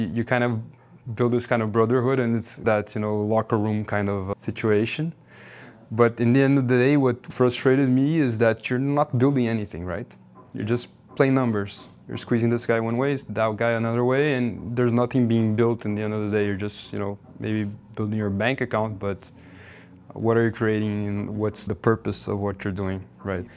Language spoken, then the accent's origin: English; Rio de Janeiro, Brazil; moved away as an adult; also born or lived in Miami; I'm from Rio, so outdoor sports are, like, something that's kind of part of our culture